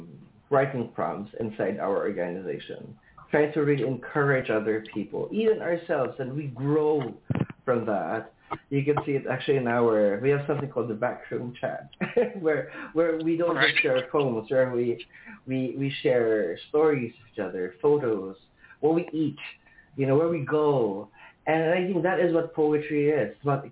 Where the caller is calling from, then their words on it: Manila, Metro Manila, Philippines; I am calling across the ocean. I'm calling from Manila, Philippines, or in English, the Philippines.